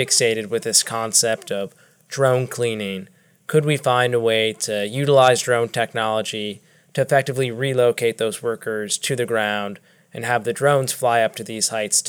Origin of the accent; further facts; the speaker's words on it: Northern Virginia, United States; moved away as an adult; also born or lived in Davidson, North Carolina; now in Charlotte, United States; I'm from Northern Virginia, born and raised.